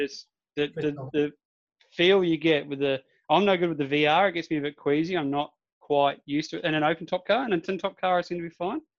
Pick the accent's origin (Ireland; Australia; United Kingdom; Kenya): Australia; Darwin, Northern Territory; I am from Darwin